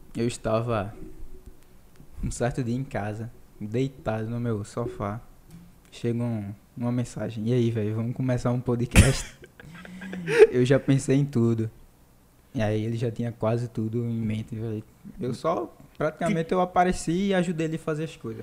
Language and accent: Portuguese; Olinda, Pernambuco, Brazil; Nós somos de Olinda, dá pra ver, inclusive, daqui o farol